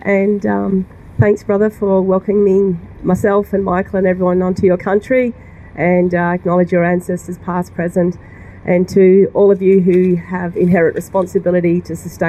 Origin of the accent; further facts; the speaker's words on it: Darwin, Northern Territory, Australia; I was born in Larrakia country in Darwin